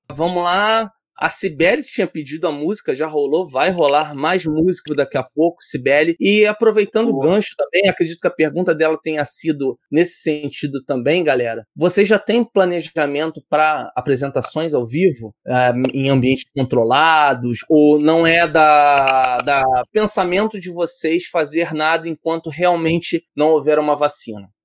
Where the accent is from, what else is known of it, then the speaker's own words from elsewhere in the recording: Rio de Janeiro, Brazil; Eu sou do Rio